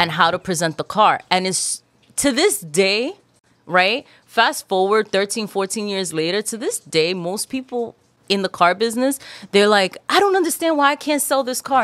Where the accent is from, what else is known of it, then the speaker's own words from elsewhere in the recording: New York City, New York, United States; also born or lived in Queens Village, New York / Dominican Republic (ancestry); I grew up in Corona, Queens. I'm Dominican